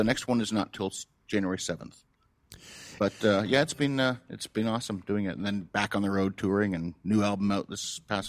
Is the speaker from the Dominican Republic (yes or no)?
no; Canada; moved away; Part of me is like, well, I'm a Canadian guy.